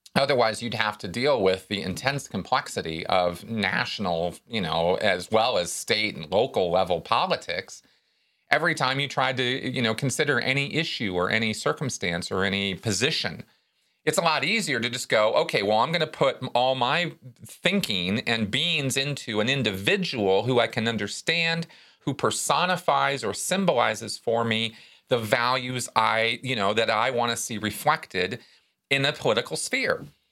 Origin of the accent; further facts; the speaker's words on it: Pasadena, California, United States; in Pasadena when I was growing up